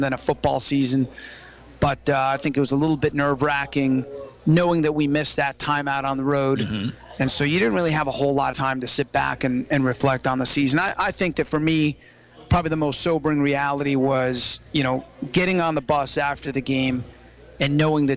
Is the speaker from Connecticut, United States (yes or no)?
no; Florida, United States; now in Virginia, United States; I grew up in Florida